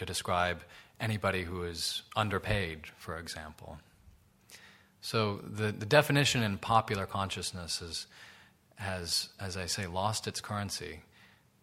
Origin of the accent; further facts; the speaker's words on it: New York, United States; my hometown of New York